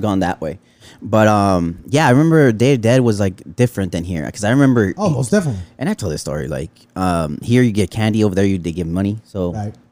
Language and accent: English; Los Angeles, California, United States; I grew up in Pacoima